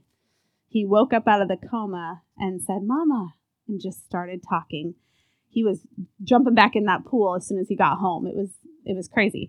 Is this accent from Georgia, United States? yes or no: no; California, United States; I was born in California, so it was the beautiful weather